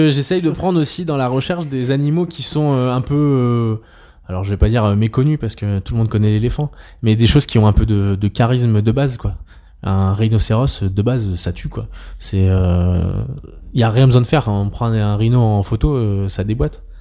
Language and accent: French; Troyes, Grand Est, France; j'ai grandi une partie de mon enfance en Champagne à Troyes et les maisons à Colombage les trucs comme ça c'est trop bien